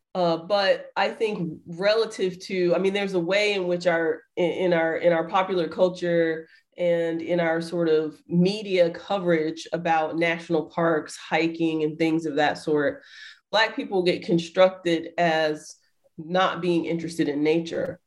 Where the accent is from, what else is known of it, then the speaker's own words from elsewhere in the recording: Atlanta, Georgia, United States; moved away as an adult; also born or lived in Riverside, California; now in Ohio, United States; I'm from the South. Uh, originally, I was born and raised uh, in Atlanta, Georgia.